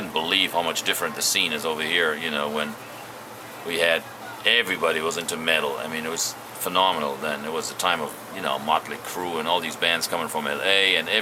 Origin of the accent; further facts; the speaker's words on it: Germany; We grew up in Germany